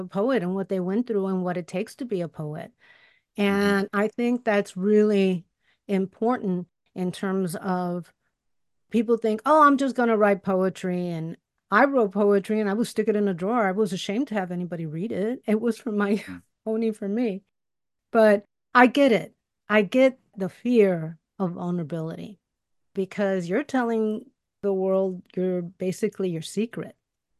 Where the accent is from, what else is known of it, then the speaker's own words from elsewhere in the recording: Chicago, Illinois, United States; I grew up in Chicago too. I grew up in Bucktown in the hood. It was the hood then. Now it's a nice neighborhood.